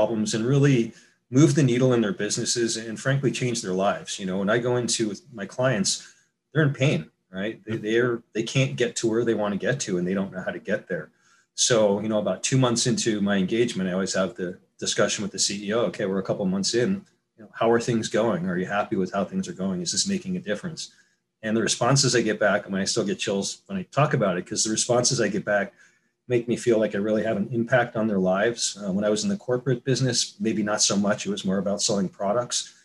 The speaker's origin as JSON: {"language": "English", "region": "New York", "country": "United States", "tie": "born or raised there", "moved": "as an adult", "lives_now": "San Diego, United States", "said": "I grew up in New York and moved out to California 30 years ago"}